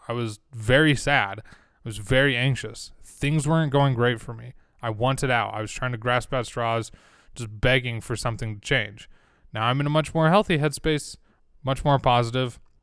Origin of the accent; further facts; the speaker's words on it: Utah, United States; growing up in Utah all my life